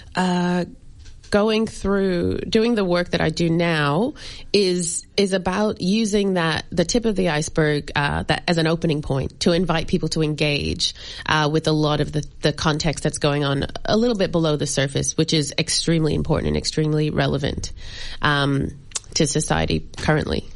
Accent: United States; moved away; My parents are from Barbados, and I grew up in America.

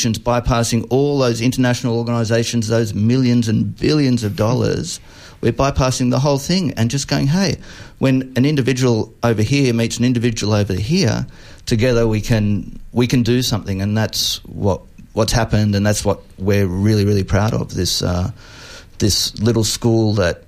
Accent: Sydney, New South Wales, Australia; also born or lived in Jakarta; I grew up in Epping in Sydney

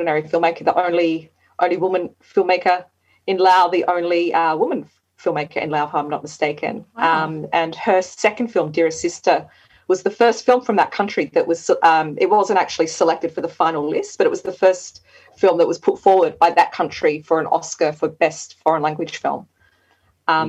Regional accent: Australia; from Australia.

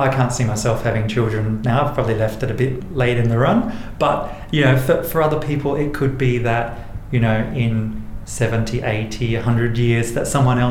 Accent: Port Augusta, South Australia, Australia; also born or lived in Murray Bridge, South Australia; now in Adelaide, Australia; I grew up in Murray and Port Augusta in South Australia, and I currently live in Adelaide on Kaurna country

